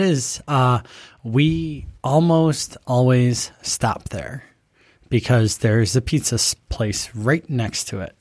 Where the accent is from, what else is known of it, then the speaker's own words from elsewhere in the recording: Buffalo, New York, United States; now in Rochester, United States; I'm just from Buffalo